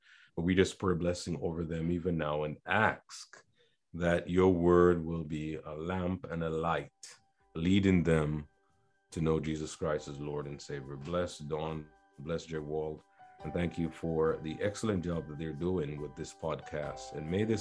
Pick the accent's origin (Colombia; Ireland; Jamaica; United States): Jamaica; I grew up in Jamaica